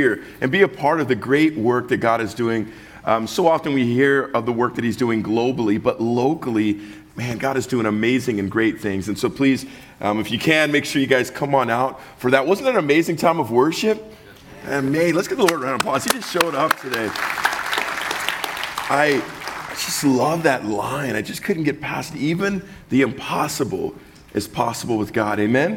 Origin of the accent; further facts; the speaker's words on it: Southern California, United States; I'm from the South, Southern California